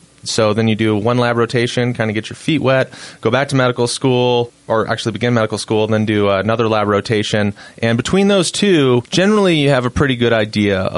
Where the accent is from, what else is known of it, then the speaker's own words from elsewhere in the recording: Boise, Idaho, United States; moved away as an adult; also born or lived in Utah; now in Salt Lake City, United States; I was born and raised in Boise, Idaho. So I'm a Western boy.